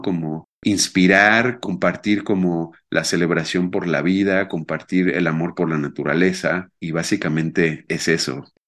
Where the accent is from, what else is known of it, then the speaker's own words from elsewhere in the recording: Mexico City, Mexico; now in Querétaro, Mexico; yo actualmente vivo en Querétaro, aunque nací en la Ciudad de México